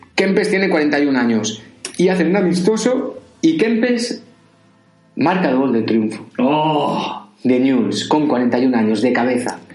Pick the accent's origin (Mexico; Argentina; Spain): Spain; Valencian Community; yo soy valenciano